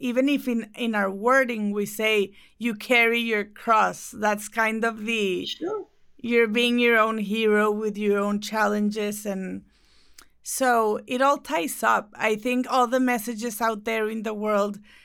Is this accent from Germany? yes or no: no; Mexico; I'm from Mexico